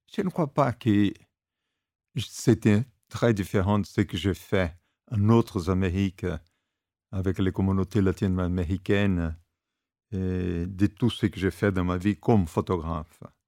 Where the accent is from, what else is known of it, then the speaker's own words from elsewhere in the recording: Brazil; quand j'étais gamin au Brésil, il y a 50-60 ans